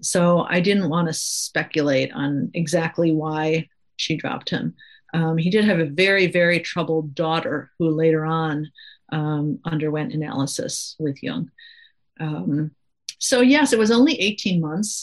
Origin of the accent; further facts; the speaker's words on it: Chicago, Illinois, United States; I grew up here in Chicago